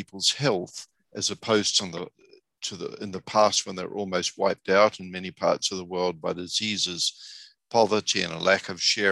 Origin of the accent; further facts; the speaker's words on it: New Zealand; now in United States; I'm originally from New Zealand